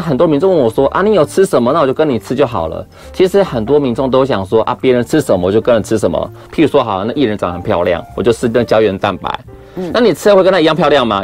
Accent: Yunlin County, Taiwan; 我们云林那边啊，就很乡下，穷乡僻野嘛

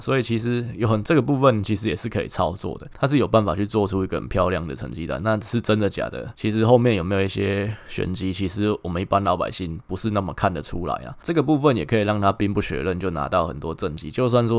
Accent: Taichung, Taiwan; 那我们台中在承受整个台湾的一些恶果，就是我们台中火力发电厂发电给大家用，但是空污是我们台中人自己在承受

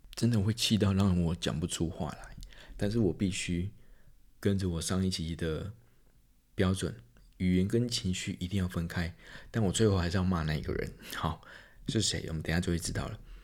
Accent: Taiwan; 我们身在台湾，死在台湾

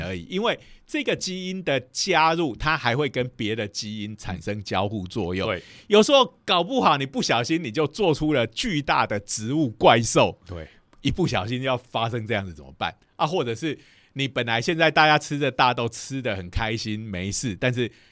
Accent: Taiwan; 以我们台湾人的习性来讲

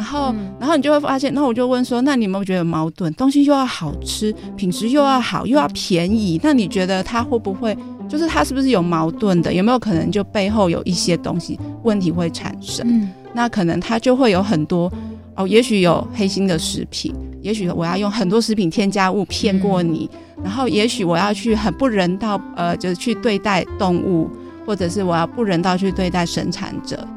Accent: Taipei, Taiwan; 因为我是台北市长大的

